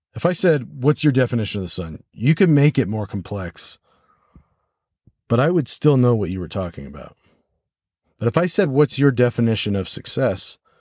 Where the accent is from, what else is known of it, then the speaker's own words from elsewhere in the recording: United States; first language English; my first language, obviously, is American English, and my second language is French